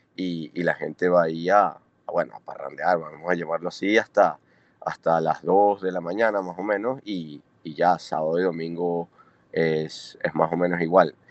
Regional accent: Caracas, Capital District, Venezuela; moved away as an adult; also born or lived in Italy / Australia / India / China; now in Anguilla; yo, yo me crié en Caracas

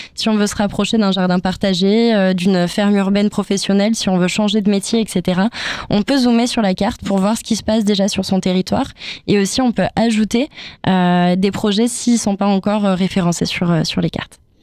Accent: Toulouse, Occitania, France; nous, on est de Toulouse

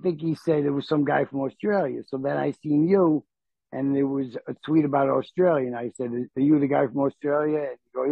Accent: North Bergen, New Jersey, United States; I'm from New Jersey. North Bergen, New Jersey

